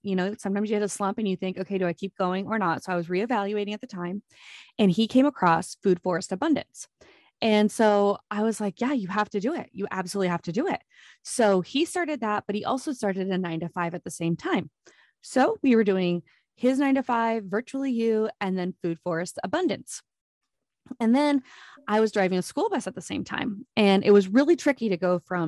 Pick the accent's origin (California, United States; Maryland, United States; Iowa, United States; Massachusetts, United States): Iowa, United States; accent: Minnesota; moved away as an adult; also born or lived in Minnesota; now in Jacksonville, United States; I'm born and raised in Iowa